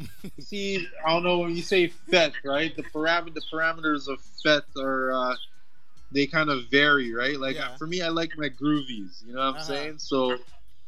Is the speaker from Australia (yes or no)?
no; Toronto, Ontario, Canada; My place of birth is Toronto. I was born in Toronto.